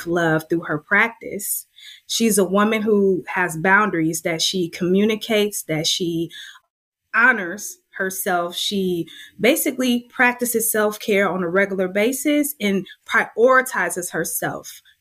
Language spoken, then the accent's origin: English; Oakland, California, United States; also born or lived in Berkeley, California; Oakland native. So yeah, I grew up in West Oakland